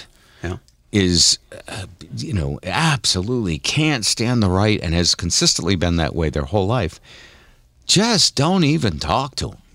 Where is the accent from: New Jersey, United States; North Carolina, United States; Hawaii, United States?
Hawaii, United States; Honolulu; I was born in Tripler Army Navy Hospital on Honolulu